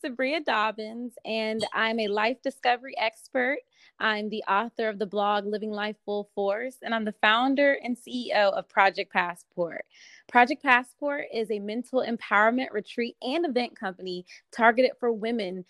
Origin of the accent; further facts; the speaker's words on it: Fayetteville, North Carolina, United States; now in Raleigh, United States; I'm from that area. I'm from Fayetteville, so I know the area